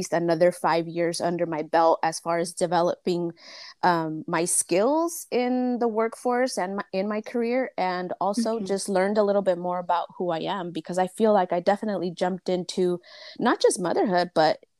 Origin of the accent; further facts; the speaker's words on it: United States; I'm Mexican-American. I was born here, but both of my parents are Michoacanos